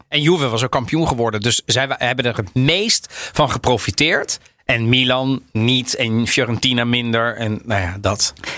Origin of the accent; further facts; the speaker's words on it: The Hague, South Holland, Netherlands; ik kom uit Den Haag